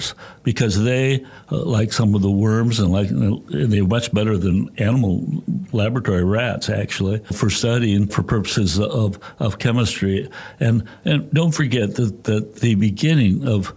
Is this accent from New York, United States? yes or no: no; Wisconsin, United States; moved away; I was brought up in the Midwest in Wisconsin